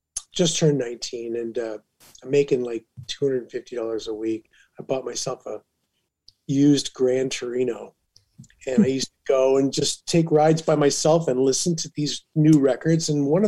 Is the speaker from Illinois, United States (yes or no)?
yes; Carbon Cliff, Illinois, United States; also born or lived in East Moline; Well, I'm the closest town you can call my hometown from is East Moline, Illinois, and it's the Quad Cities, the Davenport, Iowa, and Moline, Illinois, and then I came from a town called Carbon Cliff, which was a little more out in the rural part